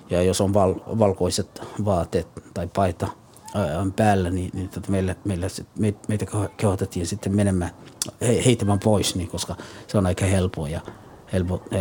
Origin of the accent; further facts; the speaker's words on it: El Bur, Galguduud, Somalia; born there; Finnish is a second language; Olen syntynyt Keski-Somaliassa, El Bur-niminen kaupungissa – no 1967.